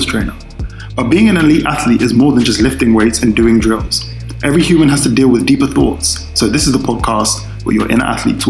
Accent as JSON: {"language": "English", "country": "United Kingdom", "also_born_or_lived": "Lyon, France", "said": "if you can hear from my accent, I'm from the UK."}